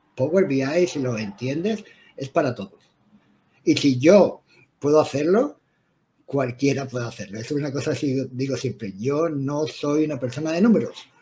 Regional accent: Spain; moved away as an adult; now in London, United Kingdom; español de nacimiento, pero vivo en el Reino Unido, en Londres, en un pueblecito a las afueras de Londres, por 23 años, 24 años

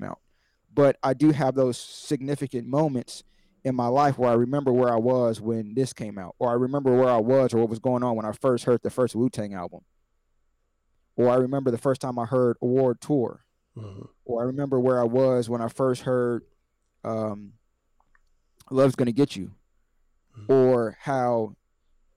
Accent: Columbus, Ohio, United States; also born or lived in Canton, Ohio; growing up in Columbus, Ohio, we didn't have a hip-hop station

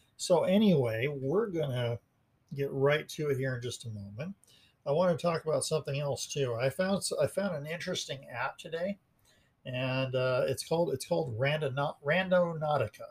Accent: Montrose, Colorado, United States; I was born and raised in Montrose, Colorado

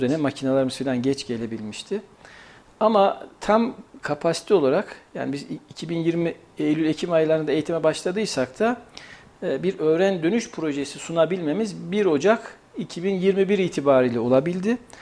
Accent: Kayseri, Kayseri Province, Turkey; also born or lived in Eskişehir; Kayseriliyim, Mimar Sinanlıyım.

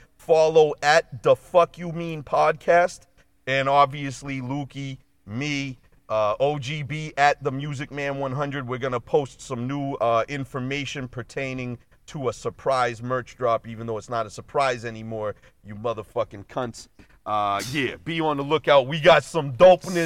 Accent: Boston, Massachusetts, United States; We grew up in Boston

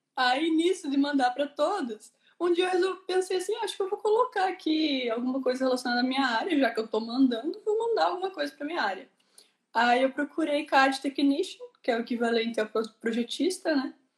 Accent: Curitiba, Paraná, Brazil; moved away as an adult; now in Ireland; eu sou de Curitiba, Paraná

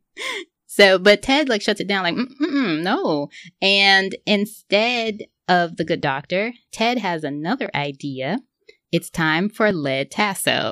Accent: the South, United States; I grew up in the South

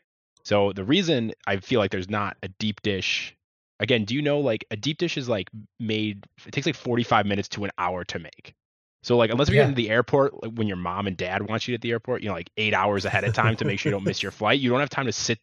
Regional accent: Chicago, Illinois, United States; I'm on a crusade to say deep dish pizza should not be Chicago's like claim to fame in terms of pizza. We have better

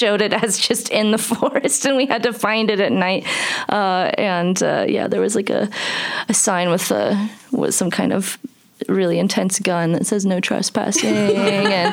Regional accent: Versailles, United States; My hometown

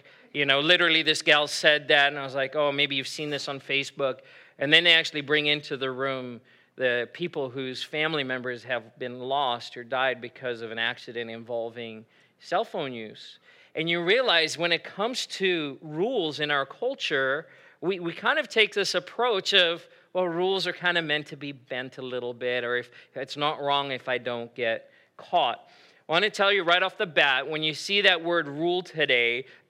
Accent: South Africa; moved away as an adult; now in United States; I grew up in South Africa and I moved back to the U.S. and I was living here by myself. I was 18 years old, living on my own. My parents, my family were back in South Africa.

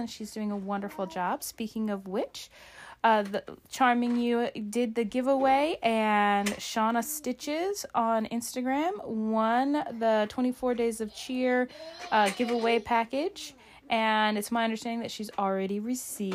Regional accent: Alaska, United States; my home state of Alaska

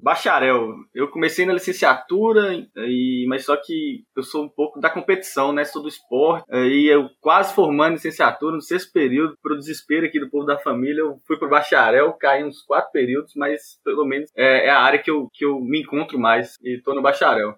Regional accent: Montes Claros, Minas Gerais, Brazil; also born or lived in Belo Horizonte; eu nasci em BH, mas fui criado aqui em Montes Claros, só nasci lá.

